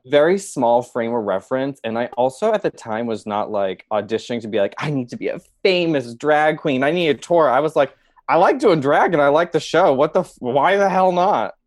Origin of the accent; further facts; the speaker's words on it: Boston, Massachusetts, United States; moved away as an adult; now in Chicago, United States; I grew up in Boston and New England